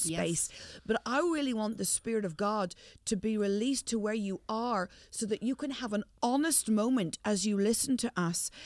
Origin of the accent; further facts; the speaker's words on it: Northern Ireland, United Kingdom; I'm from the north.